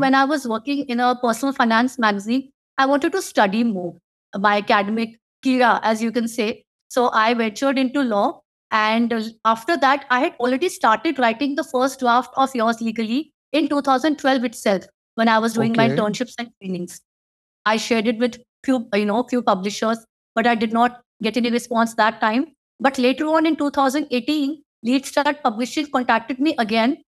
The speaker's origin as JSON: {"language": "English", "region": "Delhi", "country": "India", "tie": "born or raised there", "also_born_or_lived": "Chandigarh", "said": "I'm born, brought up, based, studied everything in Delhi."}